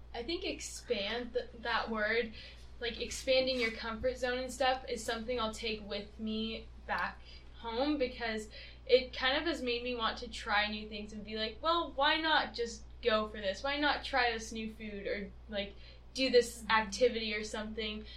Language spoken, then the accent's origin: English; United States; we are American